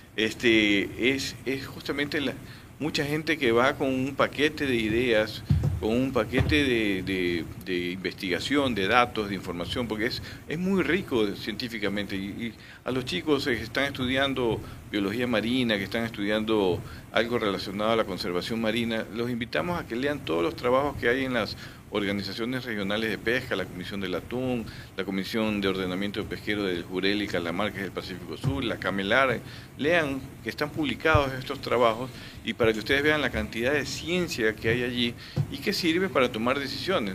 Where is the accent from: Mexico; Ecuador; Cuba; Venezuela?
Ecuador; Guayaquil, Guayas; como guayaquileños